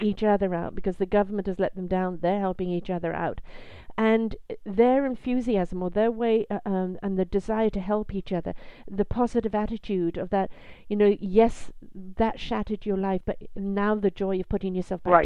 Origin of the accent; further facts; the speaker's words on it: United Kingdom; moved away; I'm British